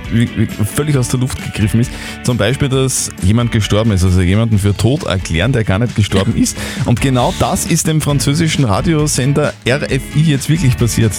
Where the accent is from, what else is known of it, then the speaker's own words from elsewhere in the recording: Upper Austria, Austria; Wir Oberösterreicher